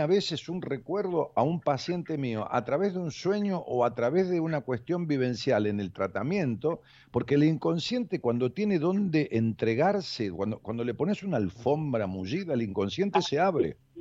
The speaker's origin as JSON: {"language": "Spanish", "town": "Ramos Mejía", "region": "Buenos Aires Province", "country": "Argentina", "tie": "born or raised there", "said": "de, allá de mi pueblo, de Ramos Mejía"}